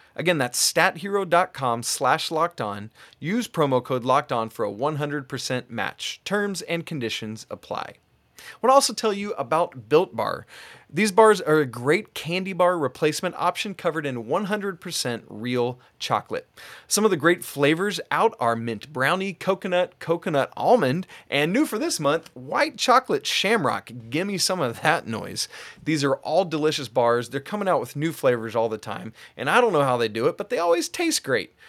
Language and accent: English; Atlanta, Georgia, United States; moved away; I'm originally from Atlanta, G